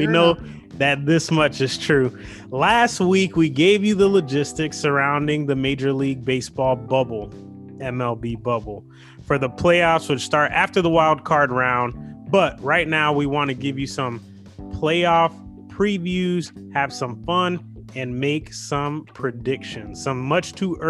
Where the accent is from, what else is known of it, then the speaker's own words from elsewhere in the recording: Tampa, Florida, United States; also born or lived in New York City; I'm just a kid from Tampa Bay.